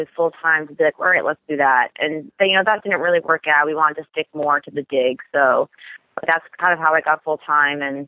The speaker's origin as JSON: {"language": "English", "area": "Long Island", "region": "New York", "country": "United States", "moved": "as an adult", "lives_now": "Boston, United States", "said": "I'm originally from Long Island, New York"}